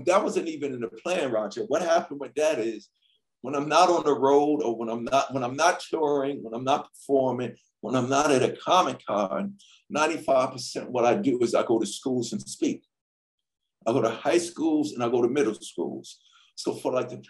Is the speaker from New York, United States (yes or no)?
yes; New York City, New York, United States; I grew up in Hollis, Queens, New York.